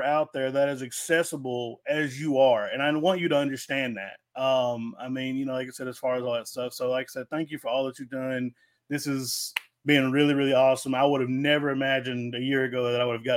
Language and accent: English; Arkansas, United States; growing up in Arkansas for me and being a big Jeff Gordon kid